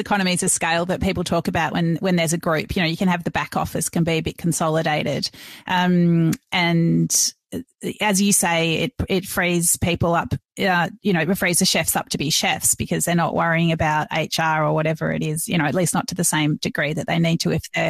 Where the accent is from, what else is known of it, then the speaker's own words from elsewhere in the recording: Melbourne, Victoria, Australia; Merivale is now coming to my hometown of Melbourne.